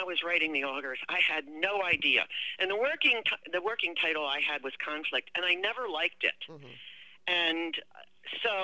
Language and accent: English; Maryland, United States; moved away; also born or lived in Sonoma County, California; I'm familiar with Maryland since I grew up in Maryland.